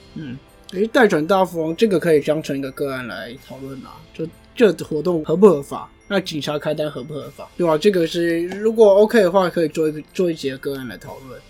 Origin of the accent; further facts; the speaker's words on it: Taiwan; 我们台湾人